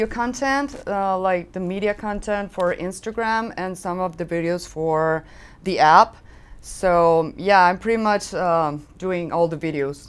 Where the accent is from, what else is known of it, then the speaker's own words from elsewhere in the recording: Guadalajara, Jalisco, Mexico; also born or lived in Guanajuato; Oh, I'm from Guadalajara, Jalisco. That's in Mexico. Well, I live there. I was born in Guadalajara. Then I moved back to Guanajuato.